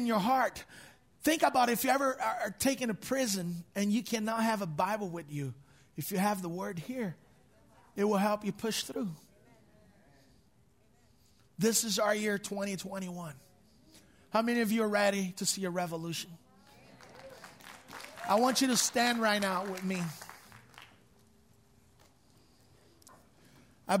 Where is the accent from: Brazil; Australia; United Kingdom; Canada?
Brazil; English is a second language; moved away; My father was a pastor of a big church, more than 5,000 people at our church in Brazil